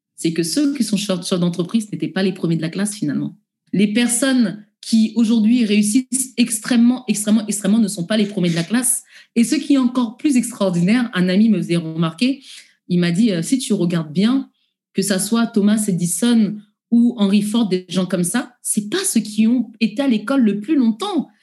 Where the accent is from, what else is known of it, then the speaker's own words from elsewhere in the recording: France; en tant que Français